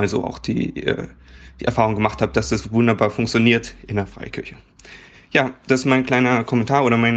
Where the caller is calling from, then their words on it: Leipzig, Saxony, Germany; ich komme aus Leipzig